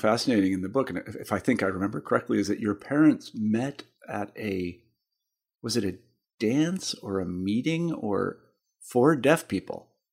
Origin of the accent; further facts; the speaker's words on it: Kansas, United States; now in Western Massachusetts, United States; I'm from Kansas originally